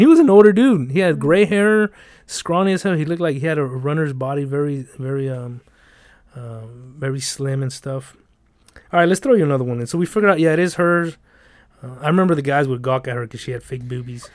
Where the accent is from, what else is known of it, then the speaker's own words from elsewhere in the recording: Los Angeles, California, United States; I'm from the South Central